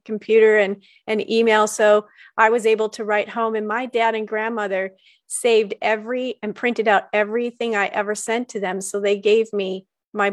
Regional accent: Detroit, Michigan, United States; moved away as an adult; also born or lived in Alaska; I grew up in Detroit.

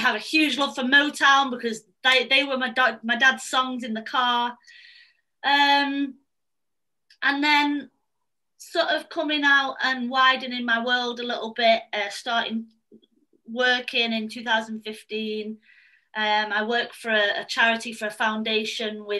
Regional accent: Manchester, North West England, United Kingdom; I'm 29, I'm from Manchester

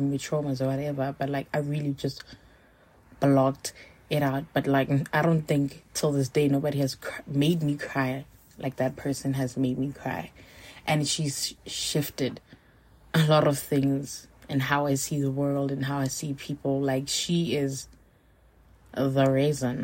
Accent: Johannesburg, Gauteng, South Africa; also born or lived in Limpopo; I grew up two places, but like I grew up in Limpopo, and I was living with my aunts and a few of my cousins. So in 2006, I moved back here to Joburg to live with my mom

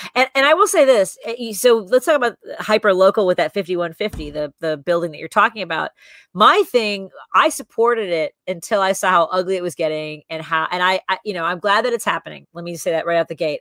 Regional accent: Chicago, Illinois, United States; the house I grew up in, the, the, apartment I grew up in on Northwest Highway

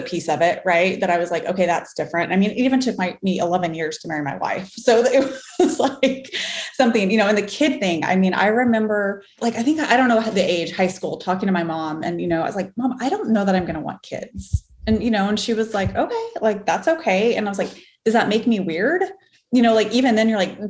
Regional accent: Farmington, New Mexico, United States; moved away as an adult; I am from Farmington, New Mexico, small town in New Mexico, northwest corner, born and raised there till I was 18, left for college

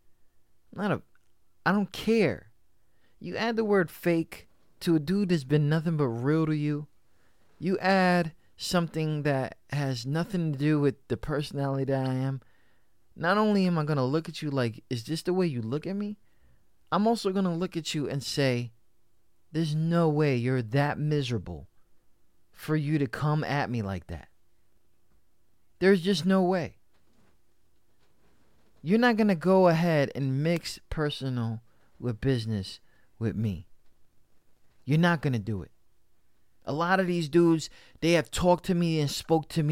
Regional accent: New York, United States; I was raised in New York. I was raised in this state of a union

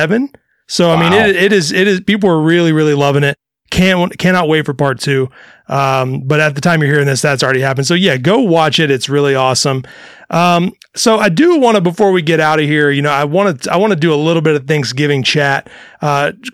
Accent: Mississippi, United States; I'm from Mississippi and I grew up eating cornbread dressing over stuffing

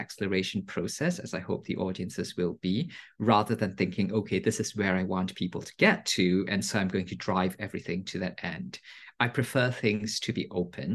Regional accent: Singapore; moved away; I grew up in Singapore, and it's a multilingual country.

